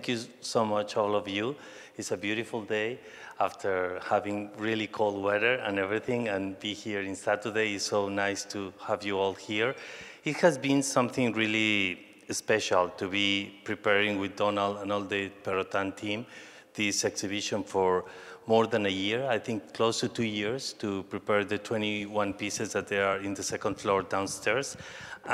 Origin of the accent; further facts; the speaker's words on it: Mexico City, Mexico; English is a second language; moved away as an adult; also born or lived in Colima / New York; I was born in Mexico City and lived all my life in Mexico City, even that all my family is from Colima.